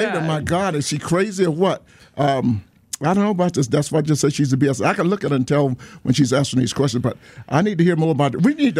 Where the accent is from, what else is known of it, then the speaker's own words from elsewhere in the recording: Atlanta, Georgia, United States; I'm from Atlanta, Georgia